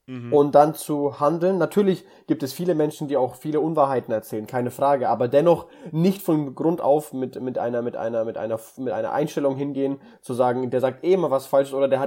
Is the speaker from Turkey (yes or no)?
no; Russia; Also, ich komme aus Russland, wir Russen sind halt so.